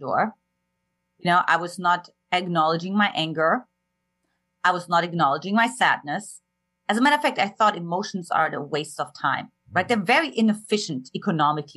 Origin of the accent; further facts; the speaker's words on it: eastern Germany, Germany; moved away; I grew up in Eastern Germany and an emotionally absent household